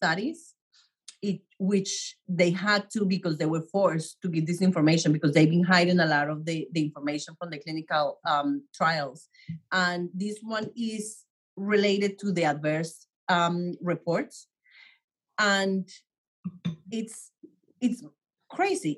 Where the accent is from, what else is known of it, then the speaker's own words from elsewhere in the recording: Colombia; now in New York, United States; I grew up in Colombia